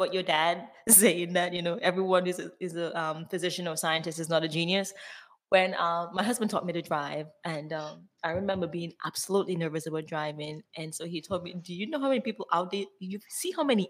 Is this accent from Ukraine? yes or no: no; Dominica; now in United States; growing up in Dominica